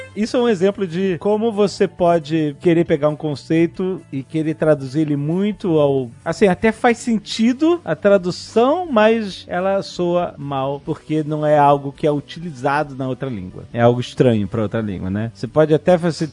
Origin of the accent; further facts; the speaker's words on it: Brazil; sendo brasileiro